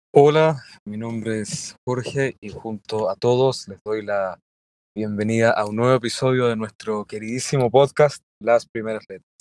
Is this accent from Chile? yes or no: yes; Chile; Aquí en Chile